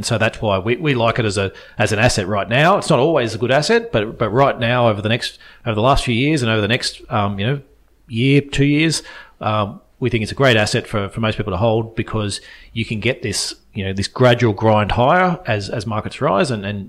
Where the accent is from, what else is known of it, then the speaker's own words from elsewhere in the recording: Australia; What's good as an Australian investor looking out is that reverses.